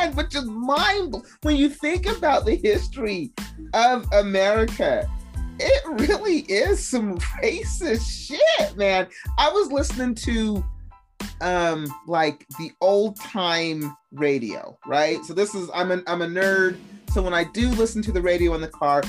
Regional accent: Salt Lake City, Utah, United States; accent: Utahnese; we grew up in Salt Lake City. So, I mean, when we went to elementary school, me and my sister were the only people of color in that school

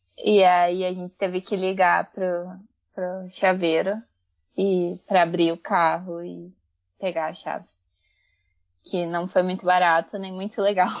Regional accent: Brazil; Eu fui criada no Brasil

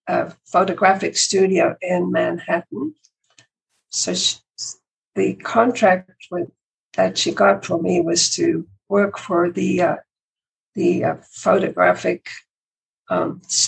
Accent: South Africa; moved away as an adult; also born or lived in London / Canada; I was born in South Africa. I came to this country when I was 20. So most of my life was spent in South Africa, and that's where I met my husband, Ivor, when we were both in high school

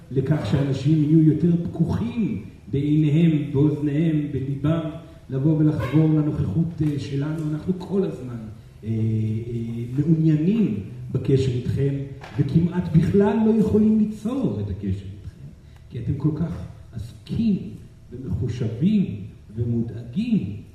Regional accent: Brazil; אני אה, ברזילאי, דרך אגב, גדלתי על אה, תרבות התקשור ברזילאי, אה, כי אימי גם מתקשרת ברזילאי, וגדלתי אצל משפחה של מתקשרים ברזילאי

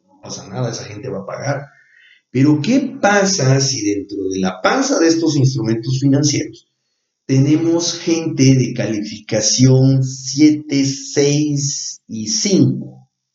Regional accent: Mexico; nosotros como mexicanos

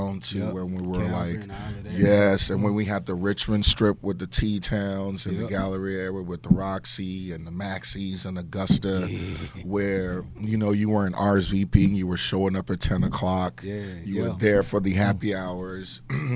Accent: Nigeria; moved away; I'm from Nigeria

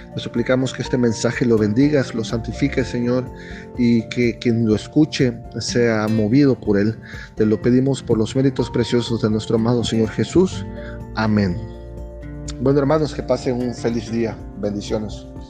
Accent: Chiapas, Mexico; yo soy mexicano

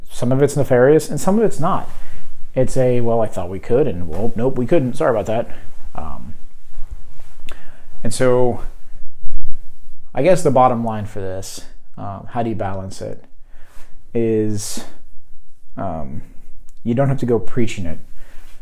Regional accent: United States; label me as an American and label my viewpoints as American

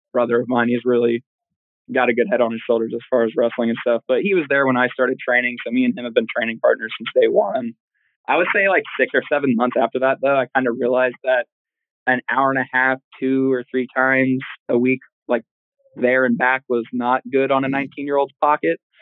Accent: Oklahoma, United States; also born or lived in Detroit, Michigan; I spent all of my school years here in Oklahoma

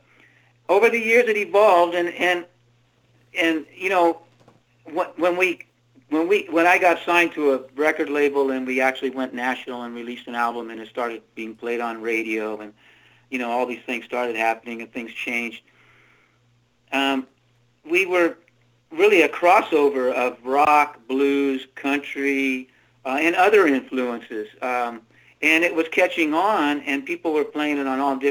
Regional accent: the Redwoods, Northern California, United States; I grew up in the Redwoods, basically, in Northern California

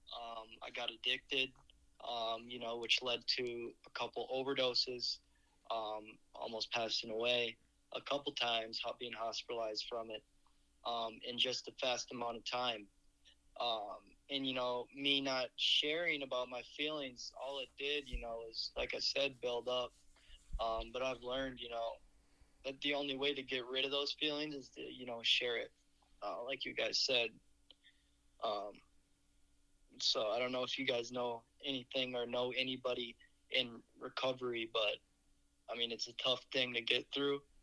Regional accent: Eagan, Minnesota, United States; I'm from Eagan originally

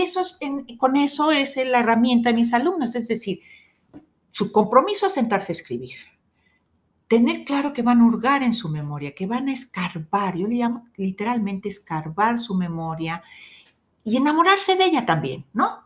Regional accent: Guadalajara, Jalisco, Mexico; soy tapatía, 100% tapatía

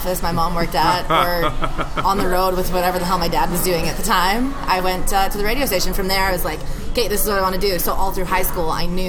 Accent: Saskatchewan, Canada; moved away as an adult; also born or lived in Vancouver Island; now in Calgary, Canada; growing up in Saskatchewan, where you can drive forever in any direction

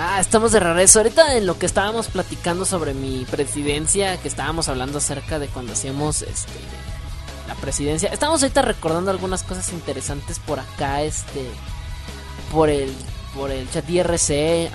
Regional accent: Mexico; soy mexicano

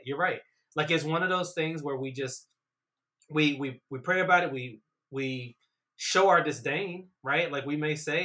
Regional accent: Roanoke, Virginia, United States; I'm from Roanoke, Virginia

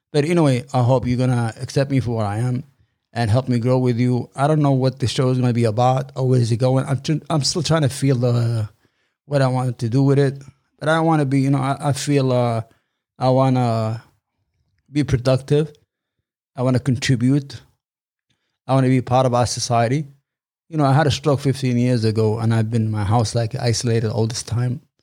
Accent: New York, United States; I'm from New York.

